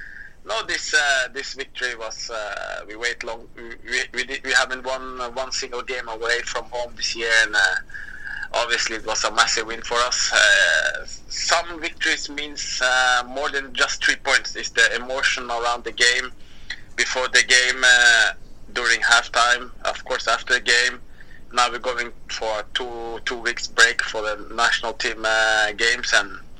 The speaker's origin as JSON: {"language": "English", "town": "Moss", "region": "Østfold", "country": "Norway", "tie": "born or raised there", "said": "I grew up in Moss."}